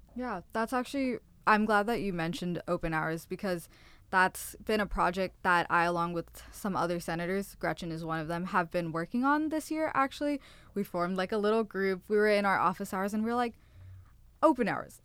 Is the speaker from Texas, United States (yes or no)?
no; Fremont, California, United States; moved away; I am from NorCal. I'm an hour out from San Francisco, is what I say. Fremont